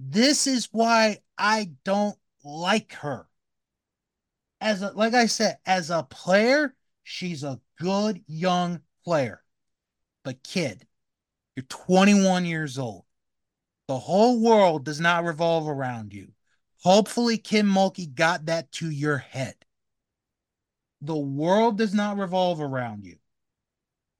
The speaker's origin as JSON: {"language": "English", "region": "Maryland", "country": "United States", "tie": "born or raised there", "said": "I grew up in Maryland. I grew up near D.C."}